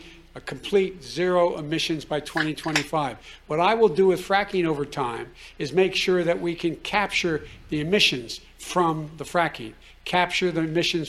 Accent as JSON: {"language": "English", "town": "Claymont", "region": "Delaware", "country": "United States", "tie": "born or raised there"}